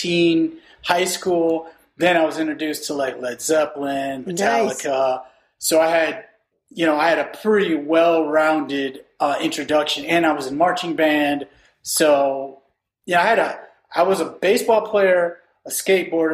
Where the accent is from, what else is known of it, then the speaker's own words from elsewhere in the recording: Elgin, Illinois, United States; I grew up in Elgin